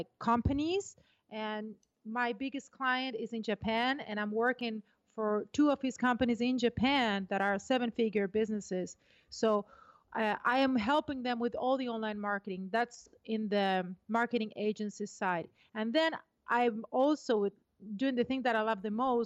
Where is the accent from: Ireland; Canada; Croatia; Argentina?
Argentina; moved away; also born or lived in Brazil; I was born in Argentina. I'm half British and half Argentinian, and then I moved to Brazil.